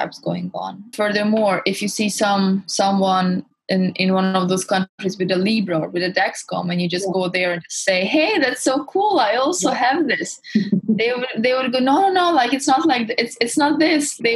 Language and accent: English; Hungary; now in London, United Kingdom; I was born and raised in Hungary, but my parents are Russian